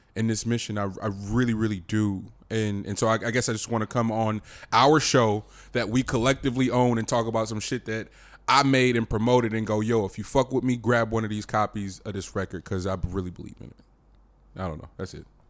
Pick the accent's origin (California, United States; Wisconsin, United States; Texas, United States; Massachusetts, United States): California, United States; the Bay Area; I'm, I'm from, we're from here. We're, we're from the Bay